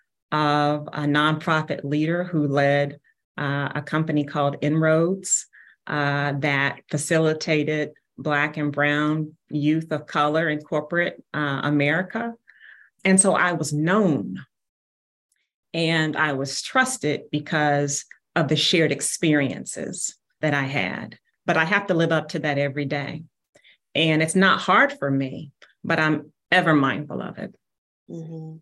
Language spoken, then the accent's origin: English; Kansas City, Missouri, United States; Born and raised in Kansas City